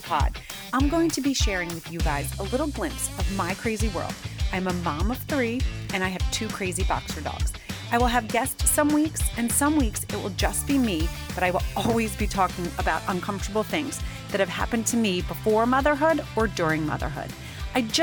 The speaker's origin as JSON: {"language": "English", "country": "United States", "said": "I'm very American"}